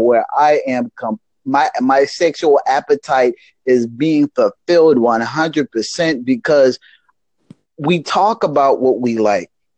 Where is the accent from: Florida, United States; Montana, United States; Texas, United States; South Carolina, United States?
South Carolina, United States; Charleston; I'm from Charleston, South Carolina, in the United States